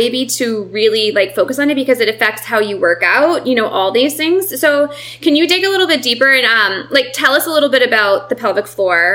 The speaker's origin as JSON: {"language": "English", "town": "Boston", "region": "Massachusetts", "country": "United States", "tie": "born or raised there", "moved": "yes", "lives_now": "New York, United States", "said": "I'm also from Boston. So you were in my hometown, and now I live in New York"}